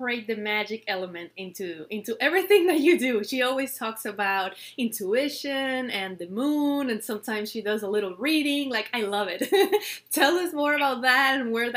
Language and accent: English; Venezuela; moved away; I grew up in Venezuela, in my country